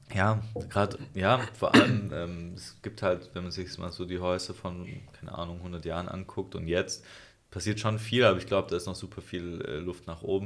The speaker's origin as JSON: {"language": "German", "country": "Germany", "said": "als Europäer oder als Deutsche"}